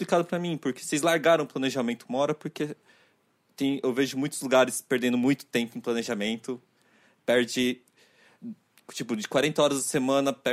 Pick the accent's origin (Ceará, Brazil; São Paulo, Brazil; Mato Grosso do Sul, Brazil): São Paulo, Brazil; Mogi das Cruzes; Eu vim de Mogi das Cruzes.